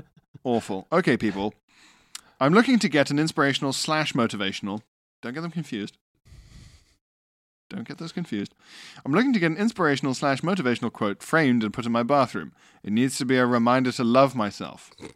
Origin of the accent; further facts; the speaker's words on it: Arbroath, Scotland, United Kingdom; We were doing a night shift not so far from home in Dundee. I'm from Arbroath.